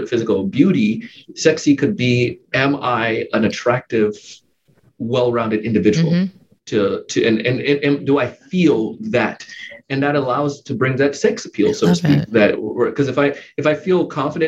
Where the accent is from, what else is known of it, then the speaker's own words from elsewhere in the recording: Jamaica; now in West Palm Beach, United States; my early life, growing up in Jamaica.